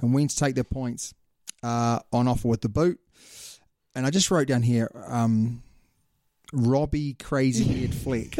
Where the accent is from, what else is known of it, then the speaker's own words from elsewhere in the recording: New Zealand; I'm a Kiwi